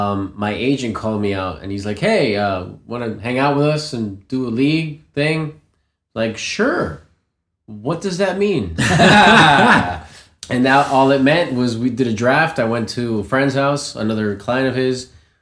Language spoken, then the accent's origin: English; United States; also born or lived in Colombia; I'm from the States, the United States of America, originally born in Colombia, though.